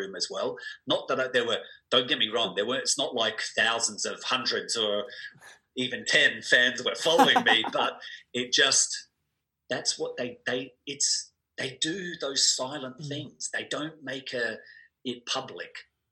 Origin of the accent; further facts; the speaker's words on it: Adelaide, South Australia, Australia; growing up in Adelaide